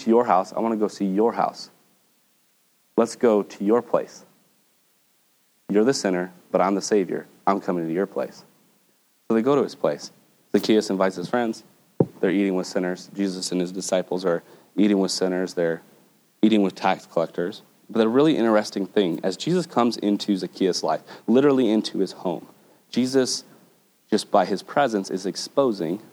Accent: United States; as an American Christian

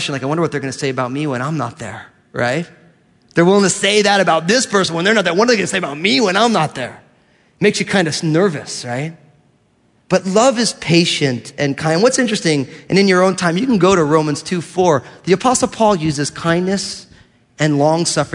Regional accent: New Jersey, United States; I'm from New Jersey

